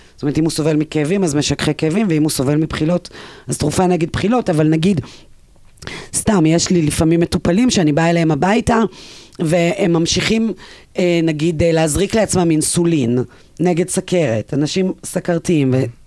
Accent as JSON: {"language": "Hebrew", "town": "Ein Gedi", "region": "Southern District", "country": "Israel", "tie": "born or raised there", "said": "אני גדלתי בים המלח"}